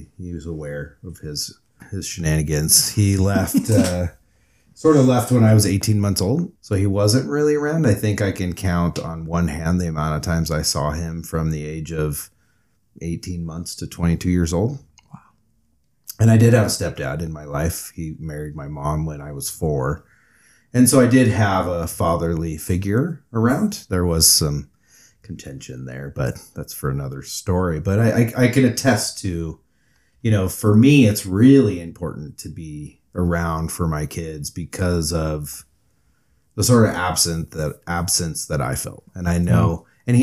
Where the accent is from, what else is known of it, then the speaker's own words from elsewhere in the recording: Southern California, United States; moved away; also born or lived in Abu Dhabi; I'm originally from Southern California